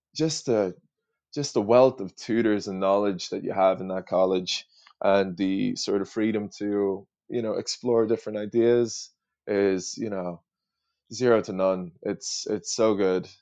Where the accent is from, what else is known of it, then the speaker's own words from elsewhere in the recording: Ireland; also born or lived in United States; being an Irish person over in the States